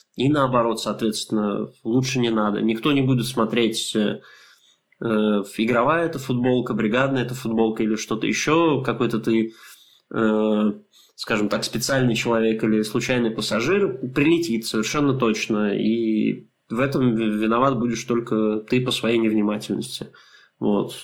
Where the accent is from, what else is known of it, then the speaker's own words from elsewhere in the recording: Russia; мы из России